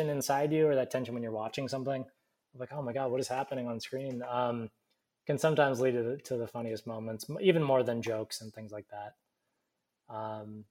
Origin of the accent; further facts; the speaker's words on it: Alaska, United States; now in Burbank, United States; I grew up in Alaska